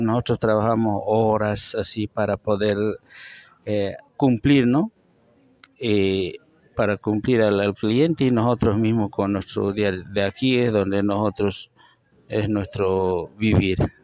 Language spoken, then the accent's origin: Spanish; Padilla, Chuquisaca, Bolivia; now in Santa Cruz, Bolivia; yo soy de Chuquisaca, Padilla. Eh, pertenezco Chuquisaca, nacida en Padilla. Soy chuquisaqueño.